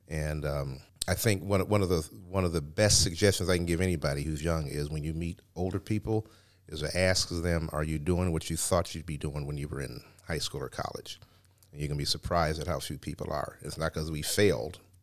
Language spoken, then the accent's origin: English; Cleveland, Ohio, United States; I grew up in the Glenville area